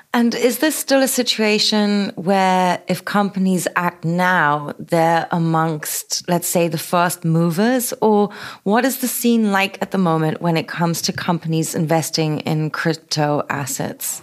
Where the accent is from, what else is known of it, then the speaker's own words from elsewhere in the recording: Berlin, Germany; my hometown